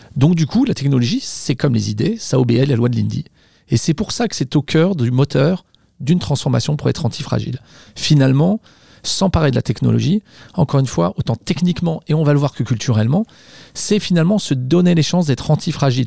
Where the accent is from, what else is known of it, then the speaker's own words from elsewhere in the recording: Savoy, Auvergne-Rhône-Alpes, France; je suis savoyard